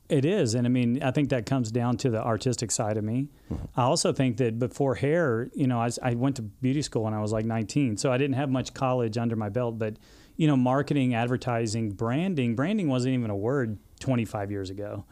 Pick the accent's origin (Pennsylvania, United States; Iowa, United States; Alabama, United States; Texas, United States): Texas, United States; Dallas; also born or lived in Odessa, Texas; I grew up in Texas in the suburbs, and um, you know moved around a little bit with my dad.